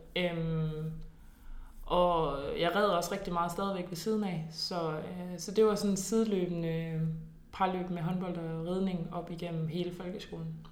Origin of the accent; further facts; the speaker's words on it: Nyborg, Southern Denmark, Denmark; jeg kommer fra Nyborg af, hvor at der jo er superskønne naturomgivelser, så det var jo ridtur ved, øh, ved stranden og i skoven